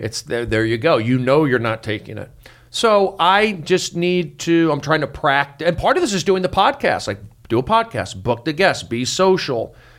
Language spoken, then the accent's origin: English; Los Angeles, California, United States; also born or lived in Arizona; I grew up here in Los Angeles, in the Valley